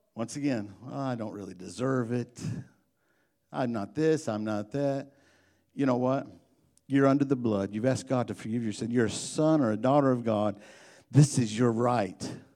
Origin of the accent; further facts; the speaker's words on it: Illinois, United States; I'm from Illinois